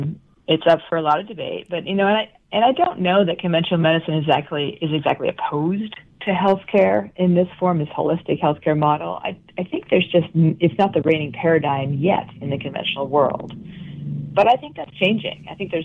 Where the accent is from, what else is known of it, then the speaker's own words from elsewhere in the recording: Vermont, United States; moved away as an adult; I came from Vermont to attend Bastyr University, and I'm still living here. So I'm an example of somebody who's from another state, but I transplanted here because of the school.